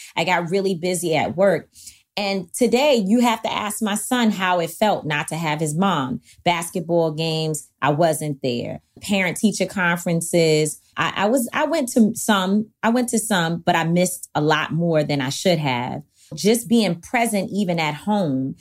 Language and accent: English; New York City, New York, United States; In Harlem, in Manhattanville Projects, on one hundred thirty-third Street and Old Broadway